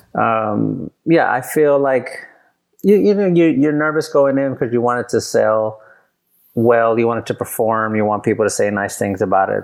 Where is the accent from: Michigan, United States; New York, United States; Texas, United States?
Texas, United States; San Antonio; I grew up in San Antonio